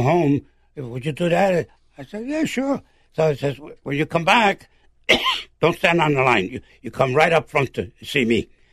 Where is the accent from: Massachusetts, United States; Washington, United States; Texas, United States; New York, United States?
New York, United States; New York City; where are you from, boy? I said, from Brooklyn, New York.